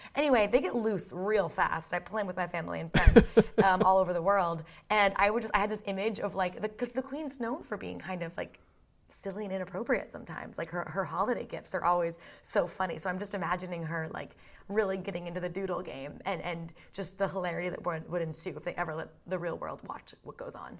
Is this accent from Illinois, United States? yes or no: no; Boston, Massachusetts, United States; moved away as an adult; now in London, United Kingdom; I grew up in Boston, so, like, I'm a New England girl